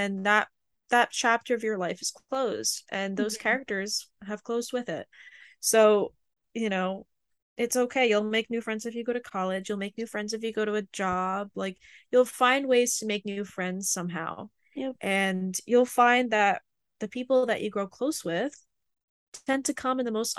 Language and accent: English; Canada; American school system because I'm Canadian.